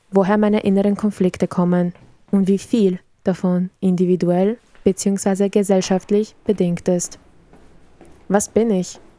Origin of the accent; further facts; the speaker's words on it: Serbia; now in Austria; Obwohl ich bereits die Hälfte meines Lebens in Österreich verbringe, gehöre ich nicht dazu, weil mein Herkunftsland Serbien ist.